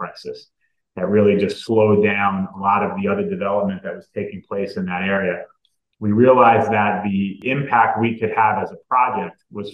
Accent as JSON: {"language": "English", "region": "New York", "country": "United States", "also_born_or_lived": "New Orleans", "said": "We're actually both from New York"}